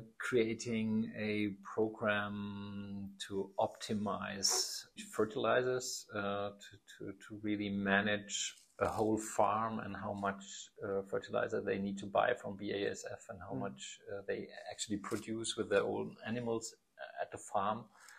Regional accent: Aschaffenburg, Bavaria, Germany; English is a second language; Yeah, I come from Aschaffenburg. That's near Frankfurt, about 65,000 inhabitants, so mid-size. And I'm still living around there

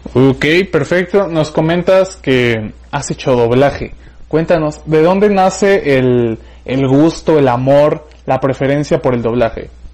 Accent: Mexico City, Mexico; moved away as an adult; also born or lived in Pachuca, Hidalgo; yo soy de la Ciudad de México

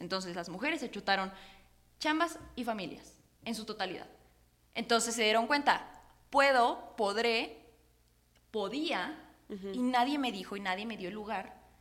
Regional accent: Puebla, Mexico; como poblanos, pero sobre todo también como mexicanas y mexicanos

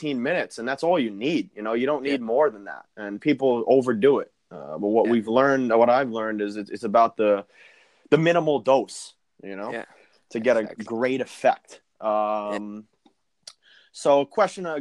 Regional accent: United States; moved away as an adult; also born or lived in Germany; as an American

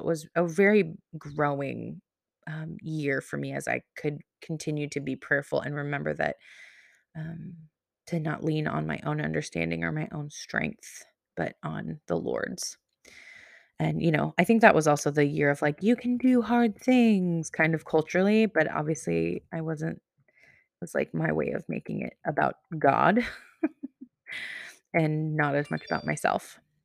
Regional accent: Pacific Northwest, United States; I'm from the Pacific Northwest

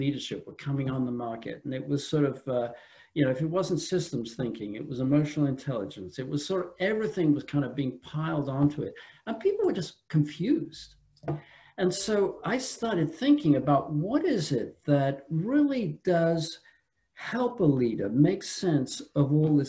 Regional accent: England, United Kingdom; also born or lived in France; now in United States; I'm from England originally, lived a long time in France, came from France.

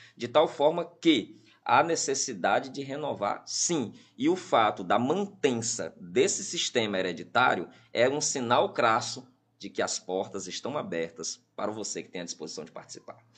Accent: Piauí, Brazil; eu tive como piauiense nato

